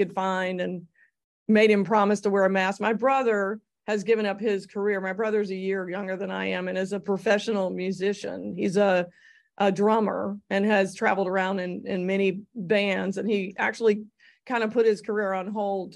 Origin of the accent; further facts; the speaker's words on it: Greensboro, North Carolina, United States; I grew up in Greensboro, and that's obviously where I had my part-time jobs